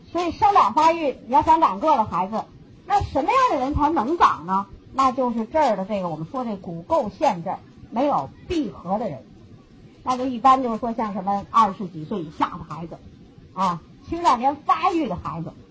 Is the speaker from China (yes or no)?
yes; China; 我们中国人